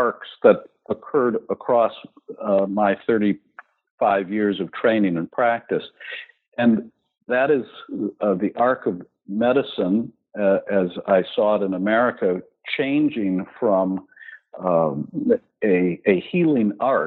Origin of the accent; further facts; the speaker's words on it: Milwaukee, Wisconsin, United States; I was born in Milwaukee, Wisconsin